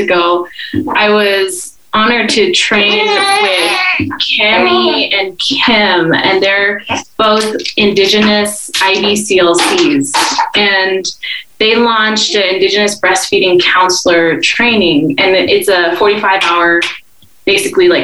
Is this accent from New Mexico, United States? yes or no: yes; Taos, New Mexico, United States; I'm here from Taos, from the Taos Pueblo community